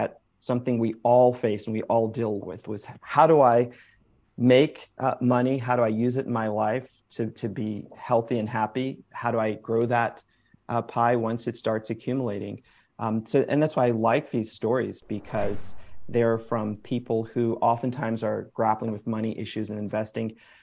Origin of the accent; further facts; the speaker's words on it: Springfield, Massachusetts, United States; I was born in Springfield, Massachusetts, so first generation American.